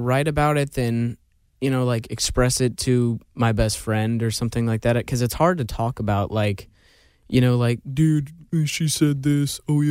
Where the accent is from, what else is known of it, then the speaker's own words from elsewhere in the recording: Georgia, United States; You know, like, I'm born and raised in Georgia, so that was like definitely one of the reasons.